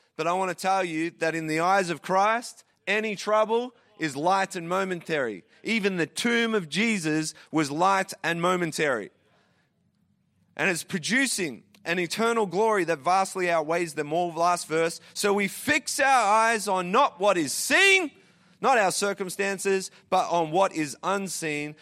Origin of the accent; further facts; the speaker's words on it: Traralgon, Victoria, Australia; moved away as an adult; also born or lived in Sydney, Australia / Calgary, Canada; now in Toronto, Canada; I grew up in Terralgan in Victoria, Australia, small country town there